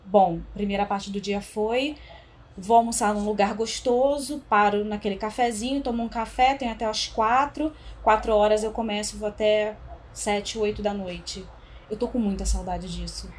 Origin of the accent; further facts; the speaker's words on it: Rio de Janeiro, Brazil; now in São Paulo, Brazil; Como uma boa carioca